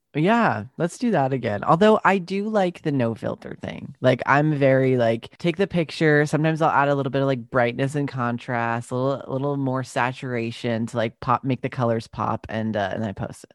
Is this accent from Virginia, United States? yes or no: no; Long Island, New York, United States; also born or lived in Brooklyn / Utah; I grew up on Long Island and then I moved to the city, uh, when I was, like, eighteen